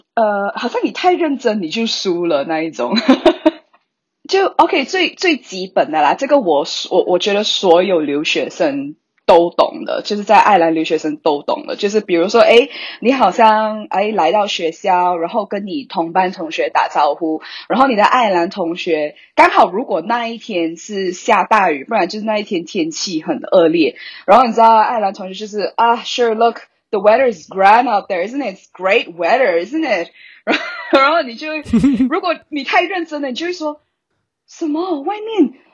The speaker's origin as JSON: {"language": "Chinese", "country": "Malaysia", "moved": "yes", "lives_now": "Ireland", "said": "我本身是马来西亚人，你应该可以听得出我的口音"}